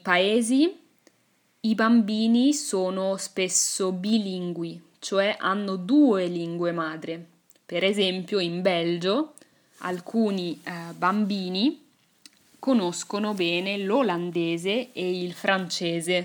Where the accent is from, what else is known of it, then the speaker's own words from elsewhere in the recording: Italy; first language Italian; L'inglese l'ho imparato a scuola. Infatti, nelle scuole italiane